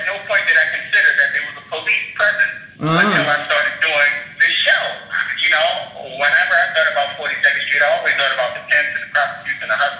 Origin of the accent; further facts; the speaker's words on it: Baltimore, Maryland, United States; also born or lived in New York City, United States / Los Angeles, United States; I was born in New York. I lived in New York until I was 7. Then I moved to Baltimore, and I lived in Baltimore until I was 17.